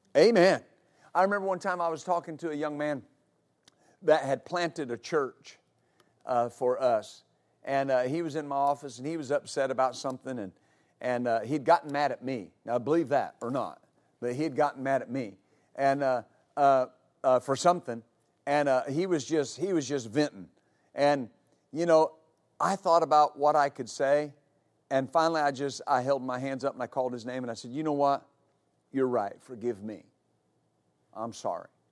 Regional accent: West Texas, United States; I grew up in West Texas

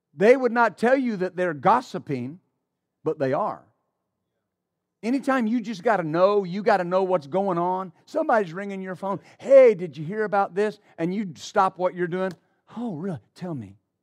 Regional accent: West Texas, United States; I grew up in West Texas

